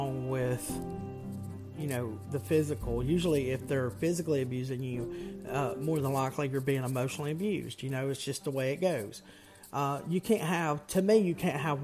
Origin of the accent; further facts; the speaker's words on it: the South, United States; I'm from the South